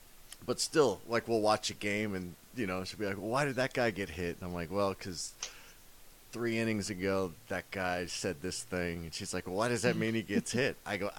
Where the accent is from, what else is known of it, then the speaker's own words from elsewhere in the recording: Kansas City, United States; moved away; I'm originally from Kansas City